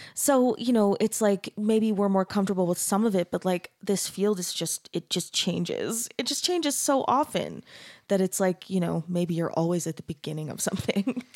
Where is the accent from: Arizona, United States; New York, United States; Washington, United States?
Arizona, United States; I grew up in Arizona